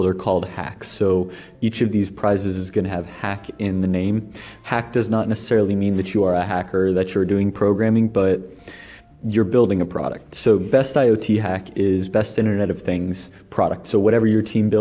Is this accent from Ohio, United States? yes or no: yes; Lebanon, Ohio, United States; moved away as an adult; also born or lived in Colorado Springs, Colorado / Columbus, Ohio; my hometown of Lebanon, it was a rural town